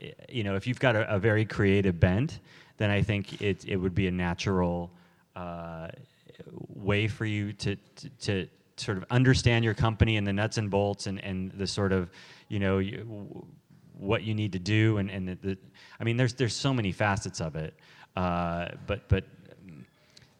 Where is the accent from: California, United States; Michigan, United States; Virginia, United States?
California, United States; Los Angeles; growing up in Los Angeles